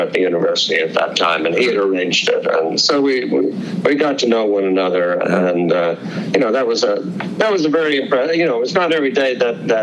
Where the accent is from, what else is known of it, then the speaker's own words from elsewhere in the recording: Dublin, Leinster, Ireland; moved away as an adult; also born or lived in County Tipperary / west of Ireland; now in United States; I was born in County Tipperary, and we moved to Dublin, grew up in the Dublin area, and also had a little bit in the west of Ireland. I was 24 years of age when I came to the United States.